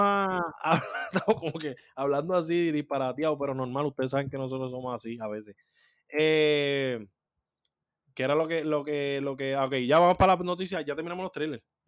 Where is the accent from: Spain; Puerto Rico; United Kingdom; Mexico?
Puerto Rico; somos boricuas